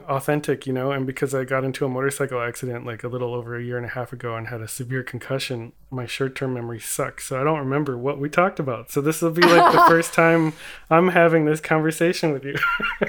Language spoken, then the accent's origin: English; California, United States; I'm a body painter. I paint on people and then I photograph them. I'm from the South Bay near Los Angeles, California.